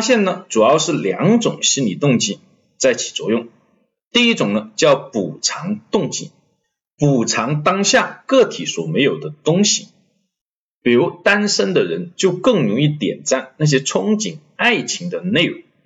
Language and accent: Chinese; China; 我们中国人